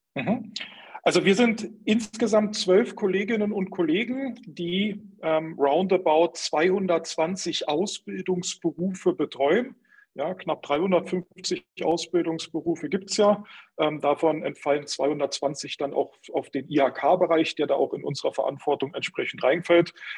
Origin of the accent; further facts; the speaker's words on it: Berlin, Germany; ich komm aus Berlin, bin immer in Berlin ähm, unterwegs gewesen